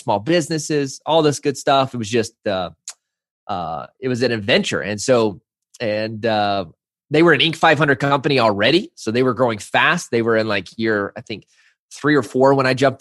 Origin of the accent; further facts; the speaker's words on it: Arkansas, United States; growing up in the South in Arkansas